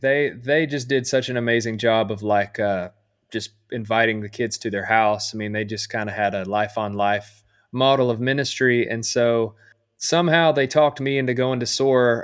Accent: Camden, Arkansas, United States; I grew up in Camden, Arkansas, which is, you know, a small town

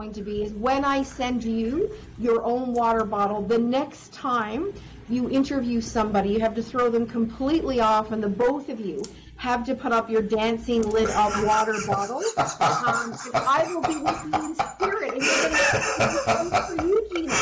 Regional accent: Newfoundland and Labrador, Canada; I am a Newfoundlander

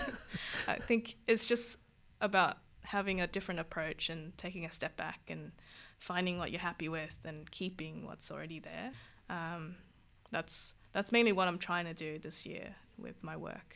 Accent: Vietnam; now in Australia; I'm from Vietnam. We had a lot of Lucky Luke and, uh, Tin Tin

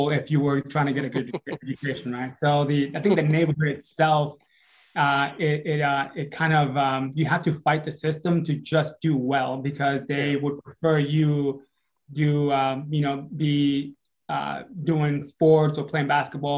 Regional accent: Providence, Rhode Island, United States; moved away as an adult; also born or lived in Dominican Republic / New Jersey; I lived in, from the age of 9 to the age of 17, I lived in Rhode Island

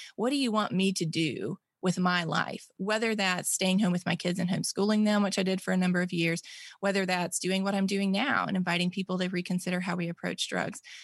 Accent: Mississippi, United States; born or raised there

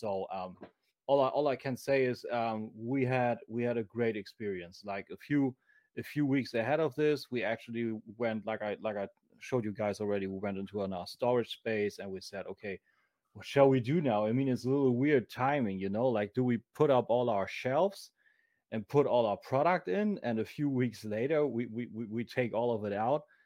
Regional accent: Germany; accent: German; English is a second language; my snotty German accent

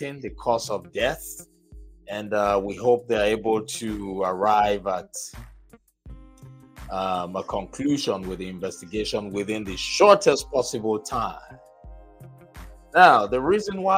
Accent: Nigeria; I'm from Nigeria, and I believe a lot of you already know that I am from Nigeria, born and raised in Nigeria

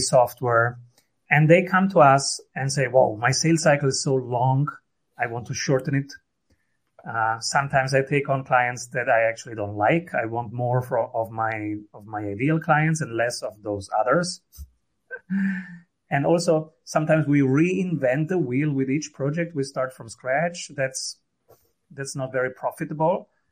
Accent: Rome, Lazio, Italy; I am from Rome

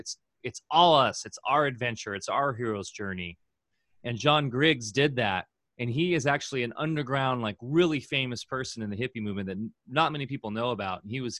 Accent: Orange County, California, United States; I grew up in Orange County and where Disneyland is, and it's kind of a suburban wasteland.

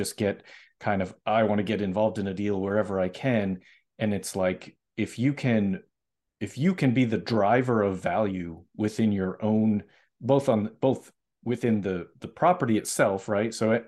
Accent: Massachusetts, United States; I'm originally from Massachusetts, so I know, I have friends that live in Rochester.

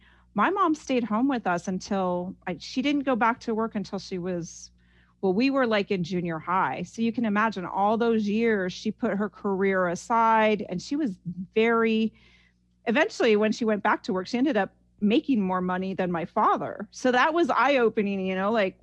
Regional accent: Ames, Iowa, United States; now in Los Angeles, United States; growing up in Iowa was a wonderful experience for me.

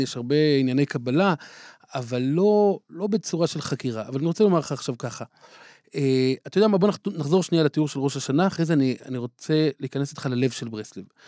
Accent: Jerusalem, Jerusalem District, Israel; בילדותי אה, התגוררתי בסמיכות אליו בבתי הונגרין

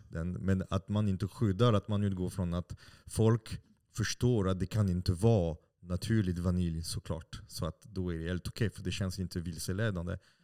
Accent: France; Swedish is a second language; moved away as an adult; now in Sweden; jag har bott i Sverige i snart 25 år. Mm. Uh, och uh, som fransman

